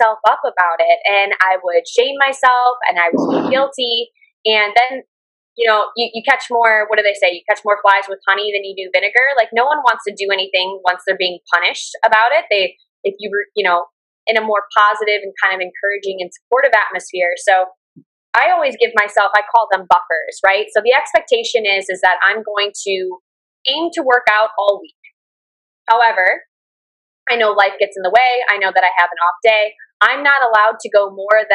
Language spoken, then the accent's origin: English; United States; moved away as an adult; now in Da Nang, Vietnam; I come from the Western world and originally from the States